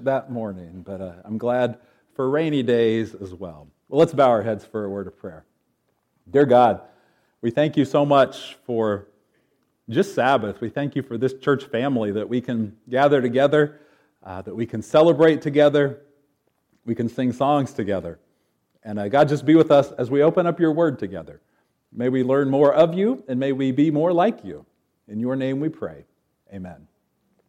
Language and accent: English; Knoxville, Tennessee, United States; I'm from Knoxville, so a bit of a southern boy